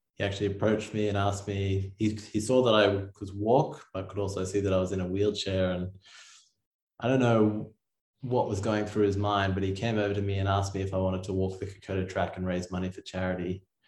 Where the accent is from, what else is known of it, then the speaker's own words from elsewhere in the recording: Sydney, New South Wales, Australia; I grew up in Sydney, Australia